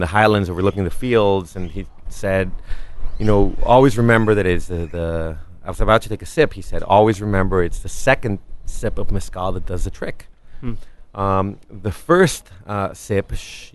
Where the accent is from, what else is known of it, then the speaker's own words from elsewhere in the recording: Mexico; now in Los Angeles, United States; I was raised in Mexico